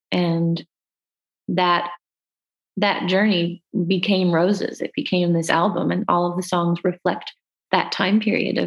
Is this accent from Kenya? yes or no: no; Canada; As Canadian artists